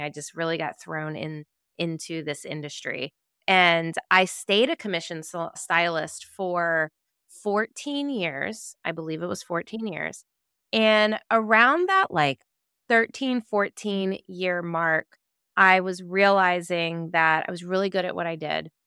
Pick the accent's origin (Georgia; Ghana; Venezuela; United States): United States; Virginia Beach, Virginia; a neighborhood that my husband and I grew up in Virginia Beach, Virginia